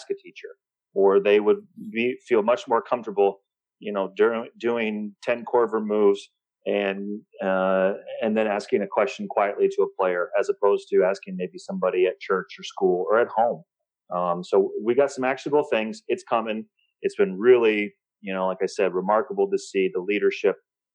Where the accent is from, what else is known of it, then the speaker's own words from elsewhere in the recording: Midwest, United States; now in Chattanooga, United States; growing up in the Midwest